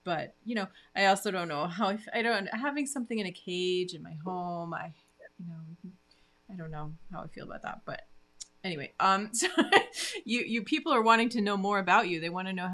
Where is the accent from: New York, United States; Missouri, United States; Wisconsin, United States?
New York, United States; Glens Falls; my hometown of Glens Falls, New York